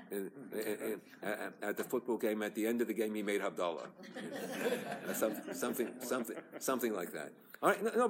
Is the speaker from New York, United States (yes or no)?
yes; New York City, New York, United States; moved away; also born or lived in Los Angeles; I was born in Borough Park